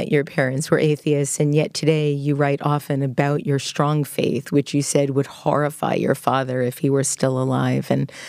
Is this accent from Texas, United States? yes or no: no; New York, United States; I think I was like 12, and he knew I was from New York.